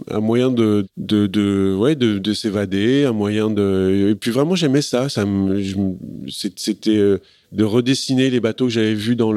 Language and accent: French; Paris, Île-de-France, France; je suis un parisien frustré